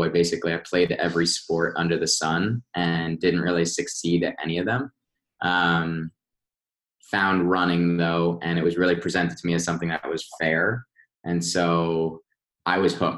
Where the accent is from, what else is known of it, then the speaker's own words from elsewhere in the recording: Westfield, United States; I grew up in Westfield